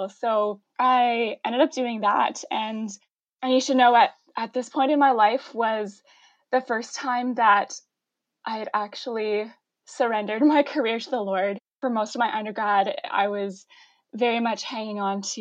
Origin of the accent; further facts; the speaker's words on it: Ottawa, Ontario, Canada; also born or lived in London, Ontario; I grew up in Ottawa in the East End.